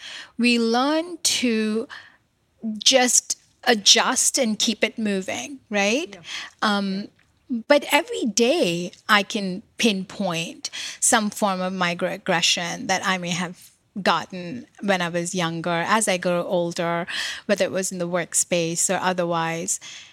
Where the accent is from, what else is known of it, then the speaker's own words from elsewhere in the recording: New York, United States; I've lived in this country for 30 years. I'm from New York.